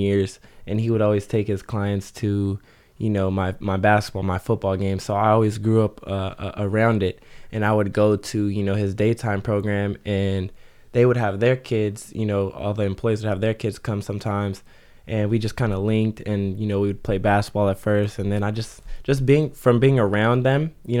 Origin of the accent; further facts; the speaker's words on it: Ventura, California, United States; I'm actually from Ventura.